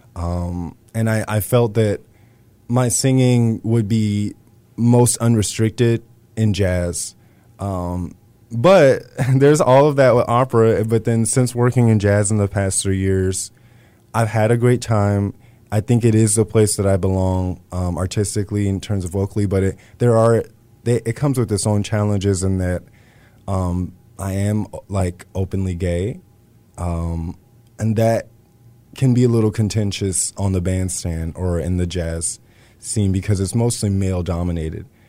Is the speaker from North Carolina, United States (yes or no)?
no; Lockhart, Texas, United States; also born or lived in Austin, Texas; growing up in Texas